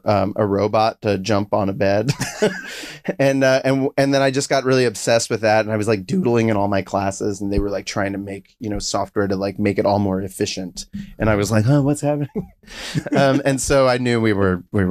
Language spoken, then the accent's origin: English; South Florida, United States; I'm from South Florida